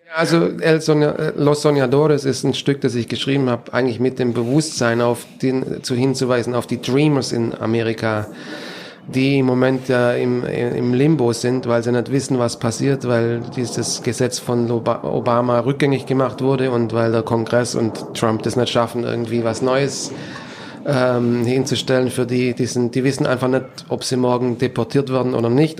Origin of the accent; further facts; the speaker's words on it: Germany; moved away as an adult; also born or lived in Stuttgart; now in United States; bin ich auch eigentlich aus Deutschland weg